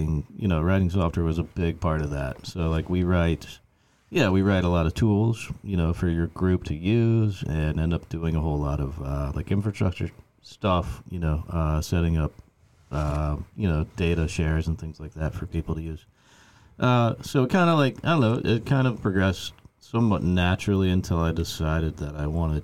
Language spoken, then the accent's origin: English; Sewanee, Tennessee, United States; also born or lived in South Carolina; now in Austin, United States; I grew up in Tennessee, a tiny little town called Sewanee, Tennessee